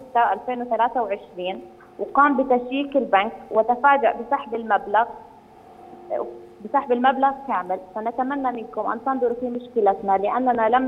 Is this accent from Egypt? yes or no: no; Jordan; أنا طالب أردنية خريجة جامعة الطفيلة التقنية